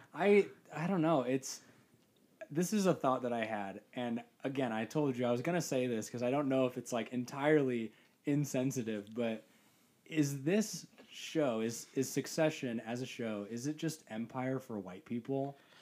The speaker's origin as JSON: {"language": "English", "region": "Midwest", "country": "United States", "tie": "born or raised there", "said": "I grew up entirely in the Midwest"}